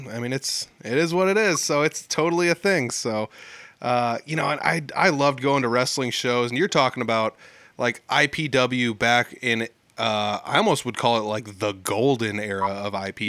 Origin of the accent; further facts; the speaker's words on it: Humboldt, Iowa, United States; also born or lived in Fort Dodge, Iowa; my hometown of Humboldt, Iowa